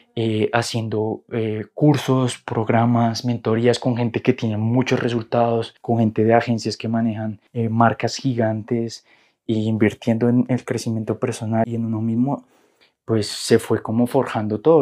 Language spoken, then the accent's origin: Spanish; Colombia; moved away as an adult; also born or lived in Argentina; soy colombiano, y para 2016 me mudé a Argentina de la nada